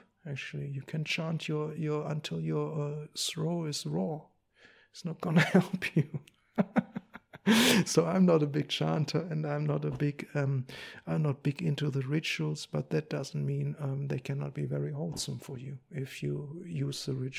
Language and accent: English; Germany; English is a second language; I come from Germany. I come from the after-war generation.